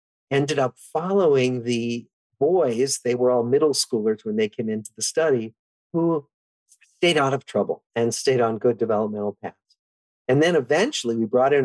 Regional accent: Des Moines, Iowa, United States; my background, I grew up in Des Moines, Iowa

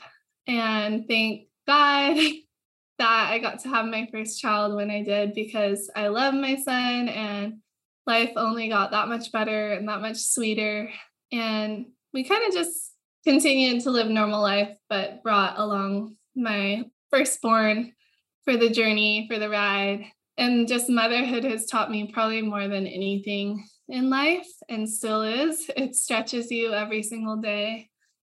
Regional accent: Hawaii, United States; I was born and raised in Hawaii into a surfing family

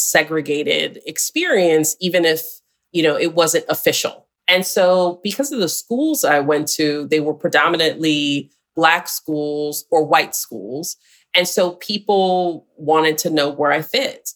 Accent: Syracuse, New York, United States; I'm from Syracuse, which is just a couple hours from Buffalo, New York

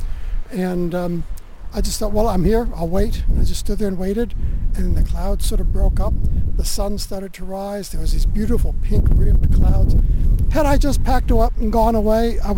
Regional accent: New England, United States; also born or lived in Australia; now in St Leonards-on-Sea, United Kingdom; I was born in the US, raised in New England. I'm Australian

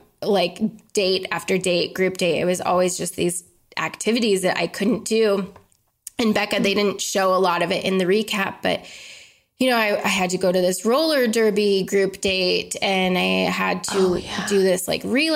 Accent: Colorado, United States; I'm from Colorado

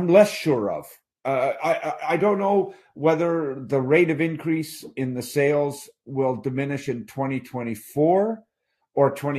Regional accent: Sept-Îles, Quebec, Canada; my hometown of sits in Quebec

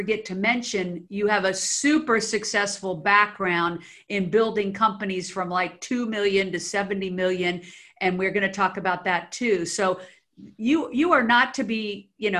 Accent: Washington, District of Columbia, United States; moved away as an adult; now in Los Angeles, United States; I was actually born in the D.C. area, grew up there

